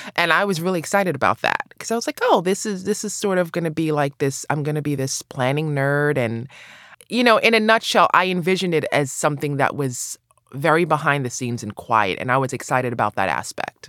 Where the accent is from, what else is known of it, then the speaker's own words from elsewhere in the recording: New York City, New York, United States; also born or lived in Los Angeles, California; I grew up in New York City, I grew up in Brooklyn